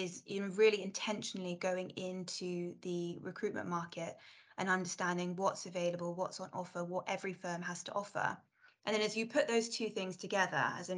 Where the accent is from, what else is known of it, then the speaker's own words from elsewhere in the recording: London, United Kingdom; I grew up in South London